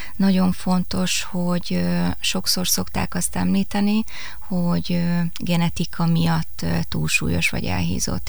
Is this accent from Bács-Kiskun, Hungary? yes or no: yes; Kecskemét, Bács-Kiskun, Hungary; also born or lived in Pécs / Debrecen; Én kecskeméti születésű vagyok